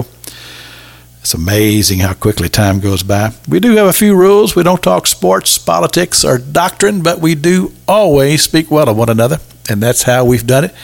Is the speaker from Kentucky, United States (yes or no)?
yes; Kentucky, United States; moved away as an adult; now in Tallahassee, United States; I grew up in Kentucky